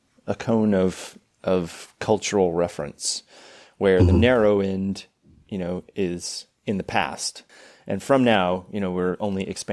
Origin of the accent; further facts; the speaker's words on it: California, United States; I'm from California